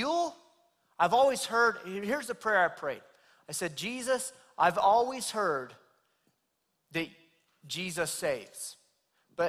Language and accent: English; Clovis, United States; I'm from Clovis, right down the street, born and raised